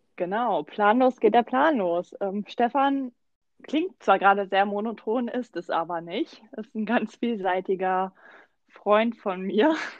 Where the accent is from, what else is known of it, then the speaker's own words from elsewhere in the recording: Germany; now in Mannheim, Germany; Ich bin äh, quasi in Berlin groß geworden